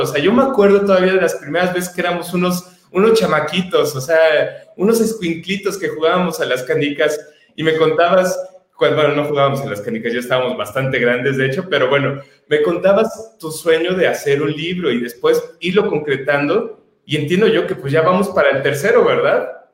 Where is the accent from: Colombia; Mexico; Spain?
Mexico; como mexicanos